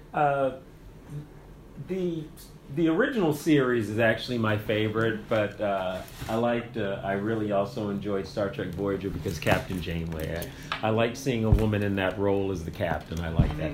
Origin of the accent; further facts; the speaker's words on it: near Cape Cod, Massachusetts, United States; moved away as an adult; also born or lived in Germany / South Korea / Kenya; now in San Antonio, United States; I'm from New England.